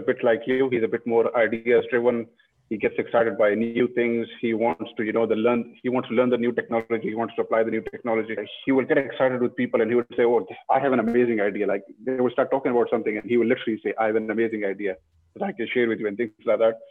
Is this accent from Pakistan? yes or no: yes; northern Pakistan, Pakistan; moved away; I come from a region in Pakistan. I was born in Pakistan. I come from the north.